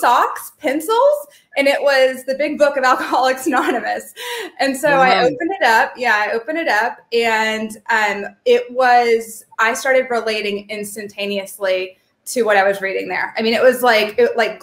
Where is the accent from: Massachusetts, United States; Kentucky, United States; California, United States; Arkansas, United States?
Kentucky, United States; moved away as an adult; also born or lived in Vermont; I'm from Kentucky.